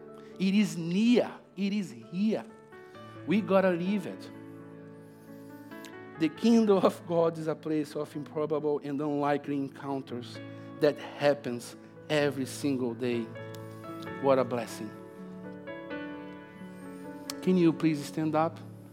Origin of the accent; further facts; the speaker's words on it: Brazil; now in Australia; Come on, I came from Brazil. It's really far, but the Holy Spirit makes it really close. It's so improbable for myself to be preaching here this morning. I never thought in my life one day I would be living in Australia.